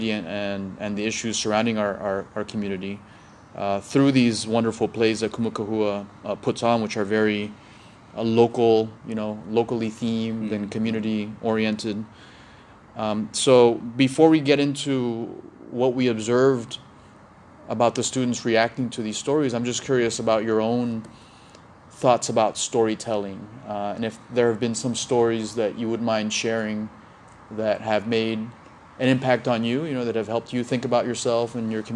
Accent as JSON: {"language": "English", "town": "Miami", "region": "Florida", "country": "United States", "said": "I'm from Miami."}